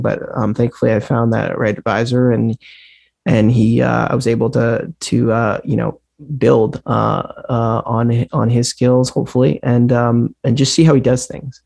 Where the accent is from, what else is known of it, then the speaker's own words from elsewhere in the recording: Mercer Island, Washington, United States; also born or lived in Fort Lauderdale, Florida / New York City; now in Stockbridge, United States; I grew up just outside of Seattle in a small, well, small, I don't want to use the word small town because that means something else in the Berkshires, but yeah, yeah. you know, small compared to Seattle